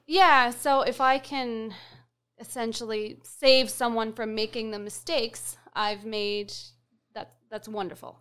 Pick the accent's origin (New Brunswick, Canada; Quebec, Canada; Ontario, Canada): New Brunswick, Canada; Fredericton; I'm from Fredericton